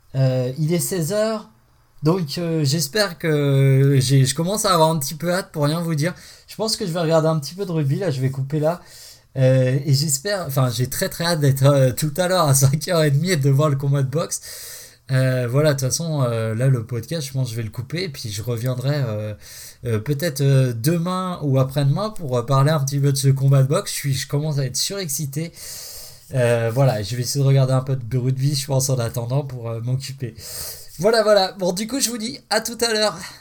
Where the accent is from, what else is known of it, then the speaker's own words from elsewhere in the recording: Haute-Savoie, Auvergne-Rhône-Alpes, France; je suis de Haute-Savoie